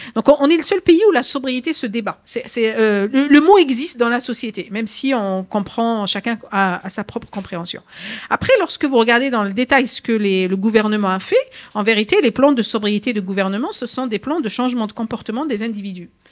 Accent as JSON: {"language": "French", "country": "France"}